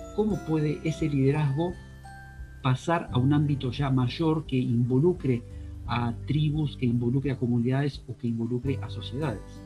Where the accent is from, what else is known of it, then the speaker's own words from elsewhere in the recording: Argentina; also born or lived in Spain; yo como argentino que soy también, aparte de español